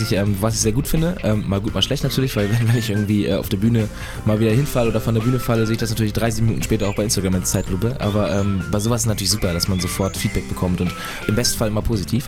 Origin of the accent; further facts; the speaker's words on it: Northern Germany, Germany; moved away as an adult; now in Munich, Germany; versuche ich auch so oft es geht, irgendwie in den Norden zurück